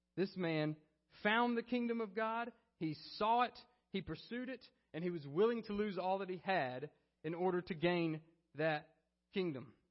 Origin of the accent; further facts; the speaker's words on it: Alabama, United States; I was from Alabama